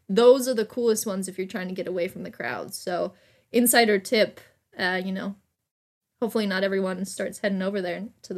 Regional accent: California, United States; So I'm originally from Southern California.

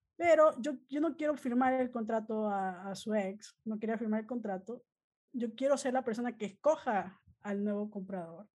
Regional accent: Peru; moved away as an adult; now in United States; originalmente soy de Perú, ¿no? Vine hace como 20 años a Estados Unidos a estudiar negocios

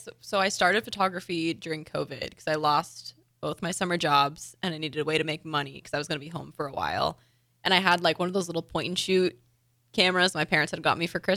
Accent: Windsor, Ontario, Canada; I'm from Windsor, Ontario.

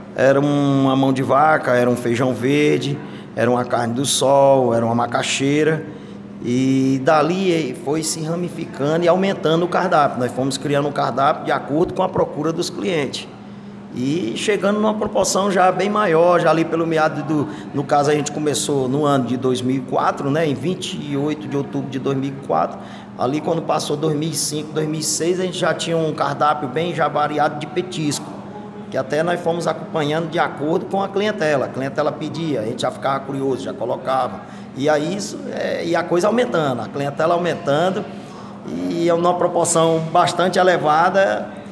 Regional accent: Crateús, Ceará, Brazil; na minha infância, lá em Crateús, na localidade chamada Vitor, Fazenda Vitor, lá do meu pai, é, eu cheguei lá na idade de sete anos

